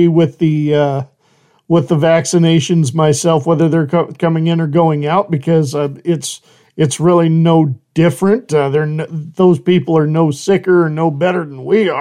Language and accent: English; Idaho, United States; I am originally from Idaho